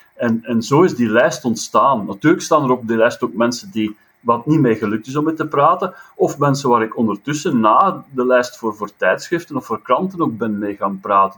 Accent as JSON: {"language": "Dutch", "area": "a village 6 km from Leuven", "region": "Flanders", "country": "Belgium", "tie": "born or raised there", "said": "in het dorpje waar ik geboren ben, en bijsem op 6 kilometer van Leuven"}